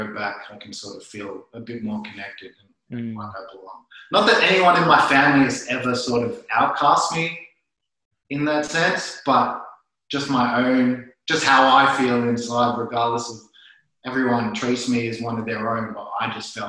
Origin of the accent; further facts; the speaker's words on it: Melbourne, Victoria, Australia; I was born in Melbourne, born and raised